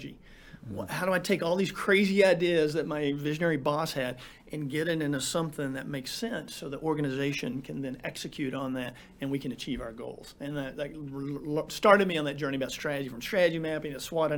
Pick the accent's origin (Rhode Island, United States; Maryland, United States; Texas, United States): Texas, United States; West; moved away as an adult; also born or lived in Andrews, Texas; I grew up in West Texas